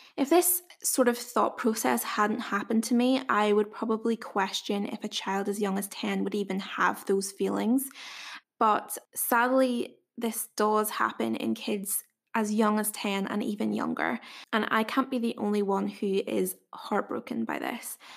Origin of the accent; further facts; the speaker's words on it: Northern Ireland, United Kingdom; accent: Northern Irish; if you couldn't tell by my accent, I am from Wee Northern Ireland